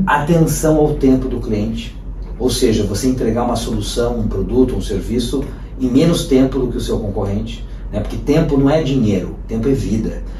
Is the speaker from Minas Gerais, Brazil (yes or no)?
no; São Paulo, Brazil; nós que somos de São Paulo